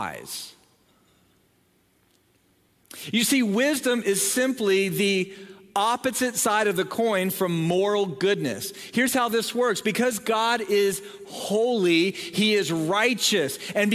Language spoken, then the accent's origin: English; Southern Ohio, United States; moved away; I grew up in Southern Ohio